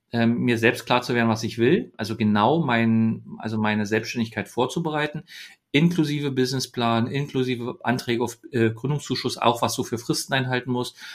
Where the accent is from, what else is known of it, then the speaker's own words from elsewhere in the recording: Berlin, Germany; ich bin ja in, in Ostberlin geboren, in, in Oberschöneweide bin ich groß geworden, habe in Köpenick Schule gehabt.